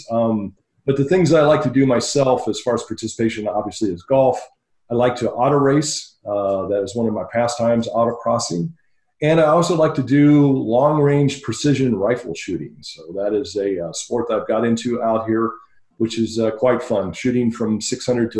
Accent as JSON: {"language": "English", "town": "Dayton", "region": "Ohio", "country": "United States", "tie": "born or raised there", "also_born_or_lived": "El Paso, Texas / California / Belgium", "moved": "as an adult", "lives_now": "Phoenix, United States", "said": "Grew up in Dayton, Ohio until I was about 30 years old"}